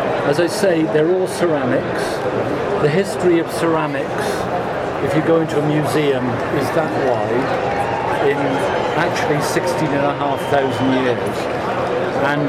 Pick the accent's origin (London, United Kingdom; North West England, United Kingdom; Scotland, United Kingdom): London, United Kingdom; my hometown of London